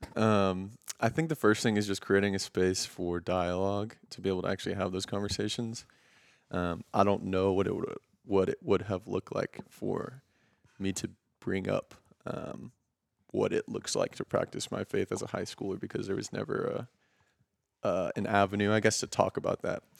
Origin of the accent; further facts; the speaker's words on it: Houston, Texas, United States; we're both from Houston